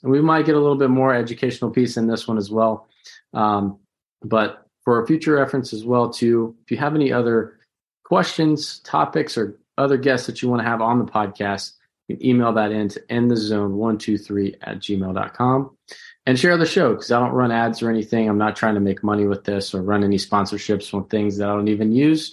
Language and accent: English; St. Louis, Missouri, United States; I was born in Saint Louis down there at the old Jewish hospital